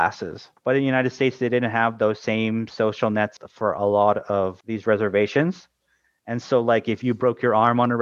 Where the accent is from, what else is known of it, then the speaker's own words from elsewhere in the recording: Canada; we have similar institutions in Canada